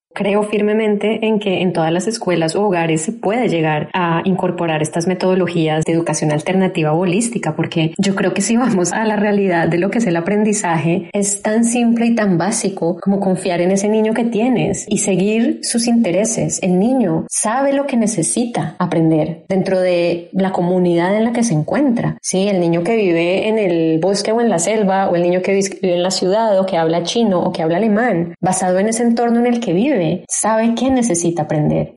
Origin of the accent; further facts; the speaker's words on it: Bogotá, Colombia; now in Austin, United States; yo soy de Bogotá, Colombia. Actualmente vivo en Austin, Texas, Estados Unidos